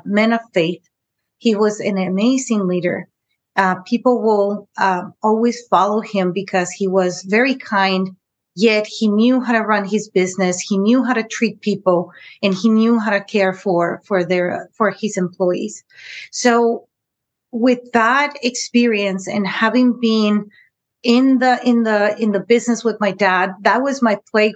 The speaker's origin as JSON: {"language": "English", "town": "San Diego", "region": "California", "country": "United States", "tie": "born or raised there", "also_born_or_lived": "Tijuana, Mexico", "said": "I was born in San Diego, California, but yet, you know, I was always in between the borders"}